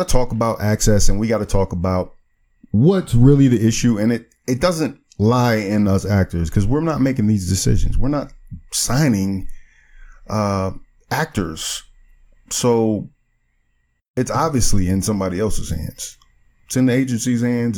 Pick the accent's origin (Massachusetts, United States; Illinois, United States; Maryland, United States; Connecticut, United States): Maryland, United States; Prince George's County; my accent or something, you know, being from PG County, you know what I mean? Maryland, you know, I'm from Maryland